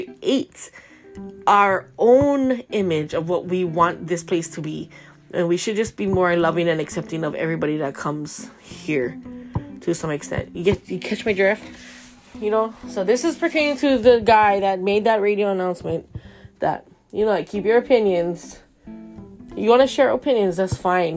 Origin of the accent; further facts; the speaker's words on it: Hawaii, United States; I'm only Hawaiian